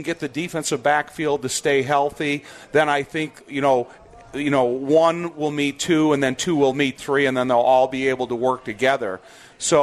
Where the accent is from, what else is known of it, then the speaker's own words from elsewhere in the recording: Joliet, Illinois, United States; I was born in Joliet in 61, been a Bears fan my whole life